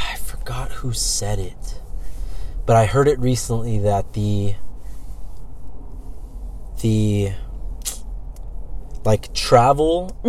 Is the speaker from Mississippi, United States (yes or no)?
no; California, United States; I'm from California